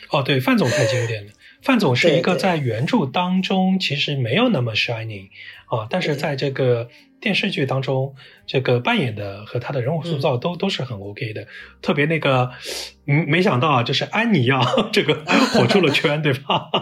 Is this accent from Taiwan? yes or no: no; Shanghai, China; 我小时候所出生长大的那个区域啊，是上海最老的老城乡，就是上海的县城的这个发源地，所谓的石榴铺啊，外滩靠得都非常近，城隍庙